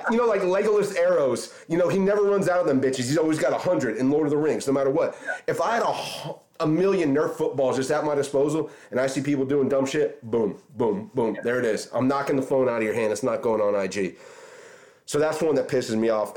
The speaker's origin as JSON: {"language": "English", "town": "Orange Park", "region": "Florida", "country": "United States", "tie": "born or raised there", "said": "I grew up in Orange Park too so I grew up kind of in that that area as well"}